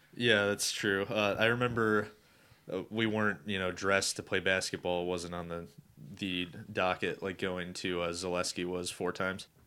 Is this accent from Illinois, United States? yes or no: no; Cleveland, Ohio, United States; this kid from Cleveland. and I have my accent